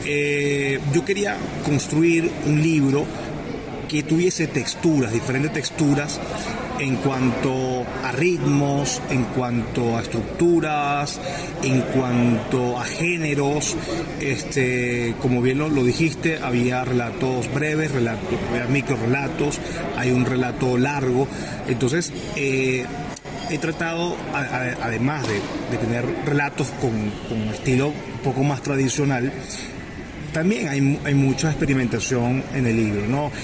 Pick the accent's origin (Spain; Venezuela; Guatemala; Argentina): Venezuela; este bagaje que uno ha tenido siendo venezolano